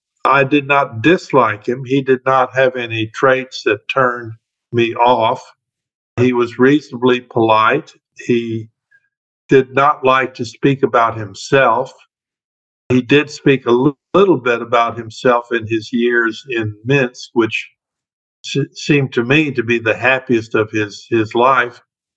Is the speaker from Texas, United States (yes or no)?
yes; Fort Worth, Texas, United States; Fort Worth happens to be my hometown, and it happens to be where I was at that time. I come from a Russian family, which was connected with the so-called Russian community